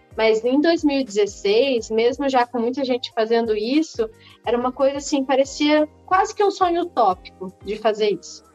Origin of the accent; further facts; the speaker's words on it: Belo Horizonte, Minas Gerais, Brazil; moved away; also born or lived in Rio de Janeiro; mas eu não sou originalmente carioca, eu sou mineira.